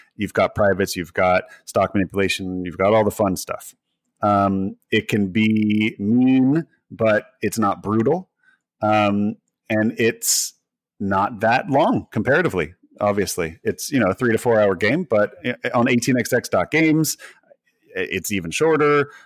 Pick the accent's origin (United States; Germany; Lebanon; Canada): United States; being an American